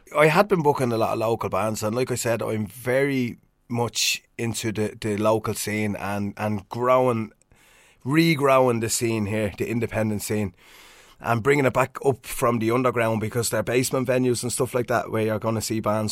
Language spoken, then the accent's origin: English; Swords, Leinster, Ireland; my hometown of Swords